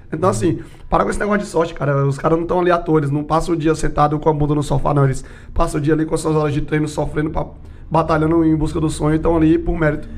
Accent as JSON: {"language": "Portuguese", "region": "São Paulo", "country": "Brazil", "said": "eu sou de São Paulo"}